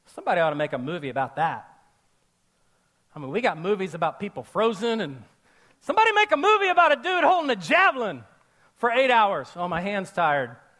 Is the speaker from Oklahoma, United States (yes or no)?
yes; Oklahoma, United States; I was born and raised in Oklahoma